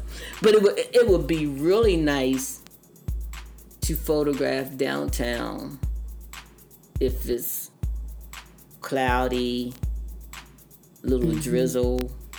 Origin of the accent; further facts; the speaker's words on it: Jefferson County, West Virginia, United States; I'm from Jefferson County, I got this thing for Shepherdstown, Charlestown, and Hoppers Ferry.